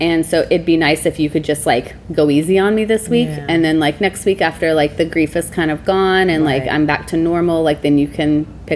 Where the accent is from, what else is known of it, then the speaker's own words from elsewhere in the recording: Alabama, United States; now in Seattle, United States; I grew up in Alabama